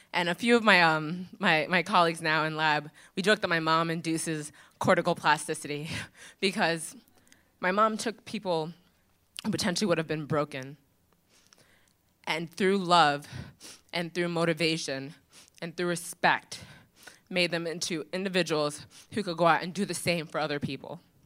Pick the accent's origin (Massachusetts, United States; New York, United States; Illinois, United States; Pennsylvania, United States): New York, United States; Long Island; I grew up in Long Island.